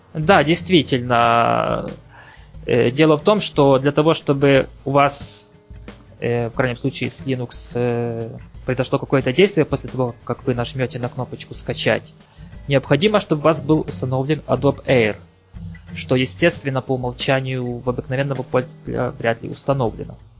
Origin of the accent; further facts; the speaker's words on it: Ukraine; also born or lived in Kyiv; я с Украины